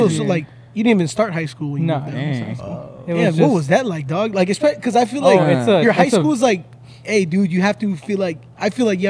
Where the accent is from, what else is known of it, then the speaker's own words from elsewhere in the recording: Los Angeles, California, United States; I grew up a little over there in like Northeast LA, like Highland Park.